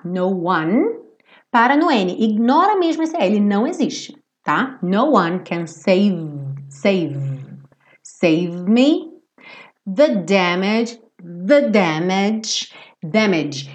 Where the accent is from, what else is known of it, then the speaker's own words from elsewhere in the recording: Brazil; nós somos brasileiros